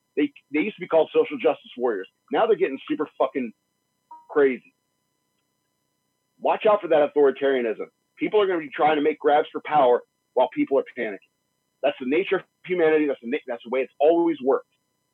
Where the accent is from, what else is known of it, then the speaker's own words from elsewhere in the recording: United States; I'm an American